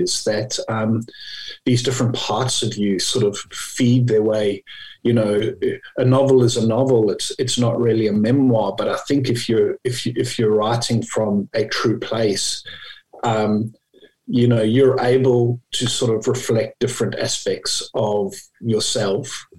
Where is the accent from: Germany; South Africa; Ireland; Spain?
South Africa; moved away as an adult; also born or lived in United Kingdom / Japan / Australia; now in Hobart, Australia; I'm sure people can pick up from my accent, but I come from South Africa, and I left South Africa after university